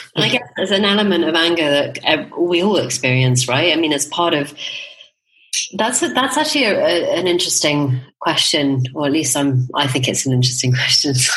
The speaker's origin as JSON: {"language": "English", "country": "United Kingdom", "moved": "yes", "lives_now": "Spain", "said": "as a Brit"}